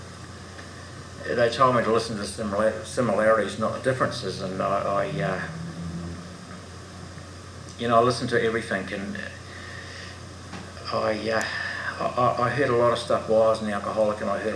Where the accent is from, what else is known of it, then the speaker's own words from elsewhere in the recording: New Zealand; now in Australia; I'm a Kiwi